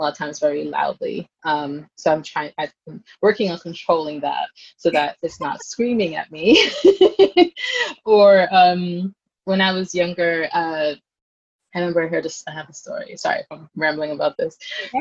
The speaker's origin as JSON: {"language": "English", "town": "New York City", "region": "New York", "country": "United States", "tie": "born or raised there", "said": "I grew up in Brooklyn in Flatbush"}